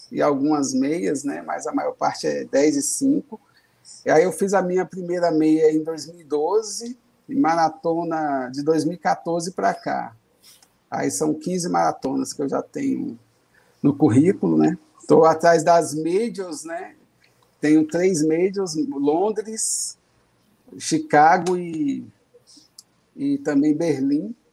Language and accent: Portuguese; Brasília, Federal District, Brazil; É, sim, eu sou de Brasília, né, tenho 48 anos, sou servidor público